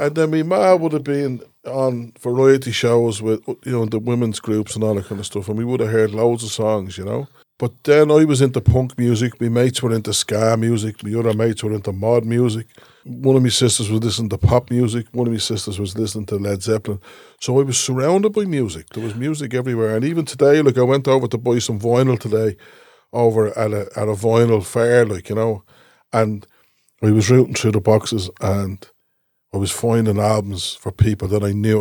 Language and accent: English; Dublin, Leinster, Ireland; I grew up in Cooloch, and there was always travellers around us